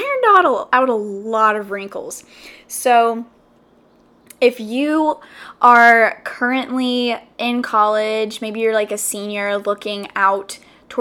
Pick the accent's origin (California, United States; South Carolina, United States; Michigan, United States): South Carolina, United States; moved away as an adult; now in Los Angeles, United States; I grew up literally all my life, 21 years, in South Carolina.